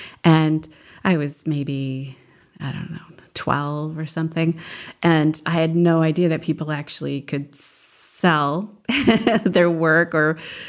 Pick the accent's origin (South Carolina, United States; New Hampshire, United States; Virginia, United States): New Hampshire, United States; I remember they took us, we lived in central New Hamps